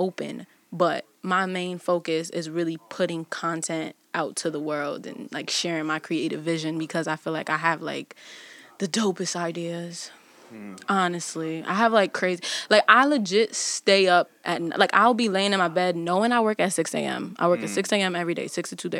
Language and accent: English; Windsor, Connecticut, United States; I'm from Connecticut